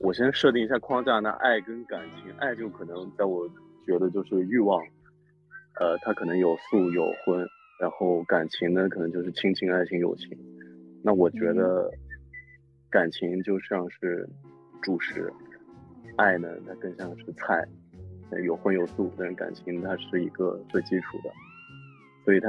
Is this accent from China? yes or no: yes; Northwest China, China; 对凤凤梨，我我西北人就是没吃过凤梨，sorry。我们小时候就不知道凤梨是啥，我对这个词儿有点生疏，sorry。